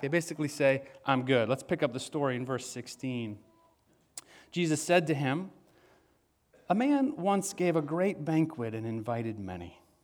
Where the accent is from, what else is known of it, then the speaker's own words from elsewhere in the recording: West Michigan, United States; moved away; I'm from West Michigan